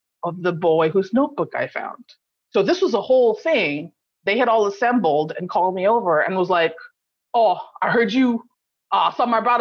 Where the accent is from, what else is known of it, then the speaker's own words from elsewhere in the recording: Kauai, Hawaii, United States; where I'm from Kauai